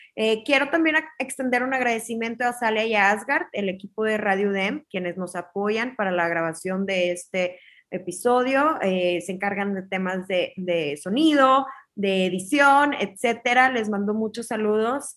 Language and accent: Spanish; Mexico; para nosotros como mexicanos